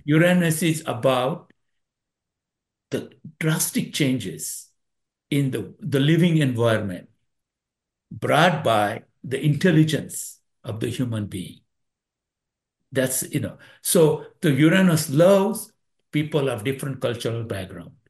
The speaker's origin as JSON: {"language": "English", "country": "India", "tie": "born or raised there", "moved": "yes", "lives_now": "United States", "said": "India. I was born in India."}